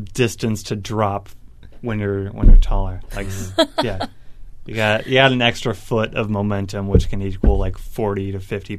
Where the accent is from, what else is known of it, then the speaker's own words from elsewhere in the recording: Portland, Oregon, United States; also born or lived in Caldwell, Idaho; I grew up in Portland, then halfway, like, 7 years in Idaho. But mostly it's all been Portland and Caldwell, Idaho.